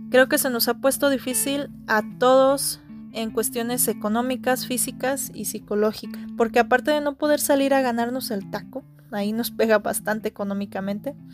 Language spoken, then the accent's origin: Spanish; San Luis Potosí, Mexico; soy originaria de San Luis Potosí